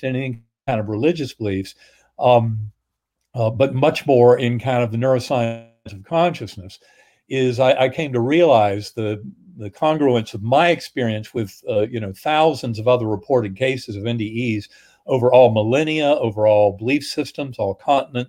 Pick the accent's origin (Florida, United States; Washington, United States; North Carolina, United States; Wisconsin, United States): North Carolina, United States; Methodist church growing up in North Carolina